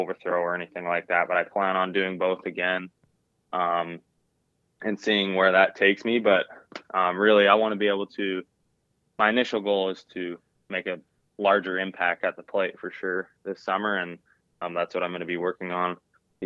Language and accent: English; Strathclair, Manitoba, Canada; Growing up in Strathclyre, there wasn't a lot of extracurricular things to do. It's not a very big town.